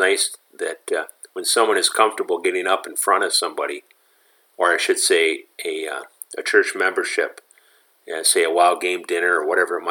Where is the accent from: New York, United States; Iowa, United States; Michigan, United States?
Michigan, United States; I'm from Michigan